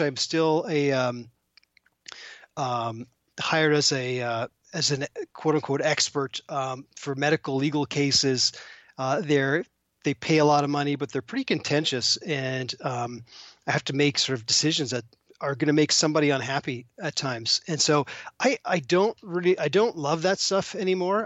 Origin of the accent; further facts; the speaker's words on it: Toronto, Ontario, Canada; moved away; I'm actually originally from Toronto